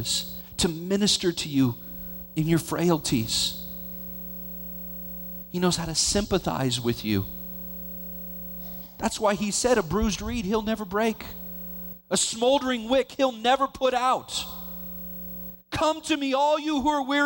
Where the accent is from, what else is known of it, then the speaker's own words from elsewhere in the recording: Vallejo, California, United States; I grew up in Vallejo